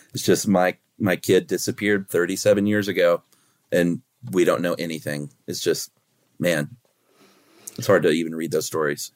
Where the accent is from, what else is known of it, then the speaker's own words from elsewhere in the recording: United States; as an American